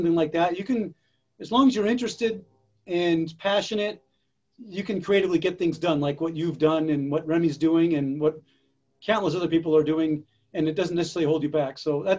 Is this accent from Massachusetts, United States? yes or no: yes; Massachusetts, United States; I grew up in Massachusetts.